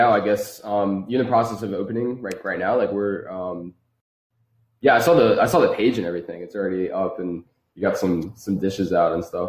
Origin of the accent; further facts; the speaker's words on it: New Jersey, United States; moved away as an adult; now in Philadelphia, United States; I grew up in South Jersey most of my life